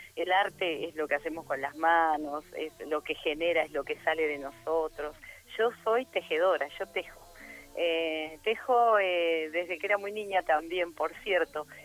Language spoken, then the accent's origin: Spanish; Santa Cruz, Argentina; also born or lived in Pico Truncado; now in Neuquén, Argentina; Yo que soy santa cruceña